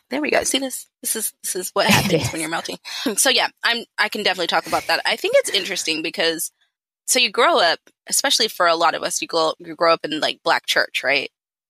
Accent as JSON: {"language": "English", "region": "the South", "country": "United States", "tie": "born or raised there", "said": "And then I grew up in the South. So I went to Baptist Church, Southern Baptist Church."}